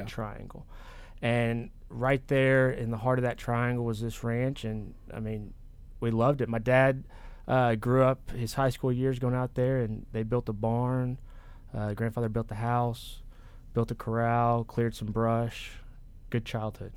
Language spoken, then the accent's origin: English; Corpus Christi, Texas, United States; born or raised there; also born or lived in Beaumont, Texas